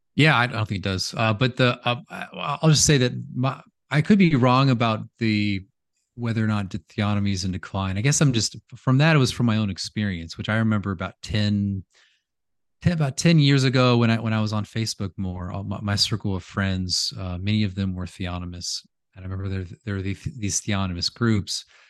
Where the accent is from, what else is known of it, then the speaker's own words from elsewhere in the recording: United States; I'm American